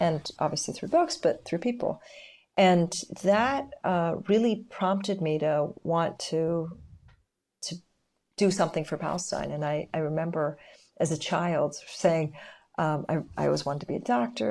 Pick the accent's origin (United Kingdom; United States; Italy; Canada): Canada; now in Israel; I was born in Canada